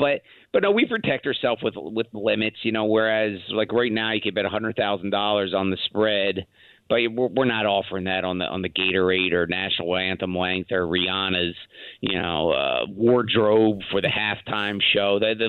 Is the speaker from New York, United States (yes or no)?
no; Philadelphia, Pennsylvania, United States; Well, you know, full disclosure, I'm from Philadelphia.